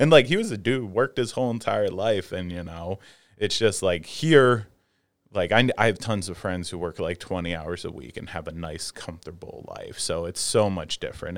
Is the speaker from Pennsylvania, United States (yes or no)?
yes; outside of Philadelphia, Pennsylvania, United States; I grew up right outside of Philadelphia.